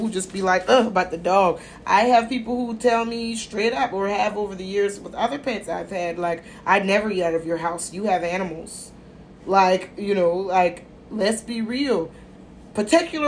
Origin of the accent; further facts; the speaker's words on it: United States; I'm American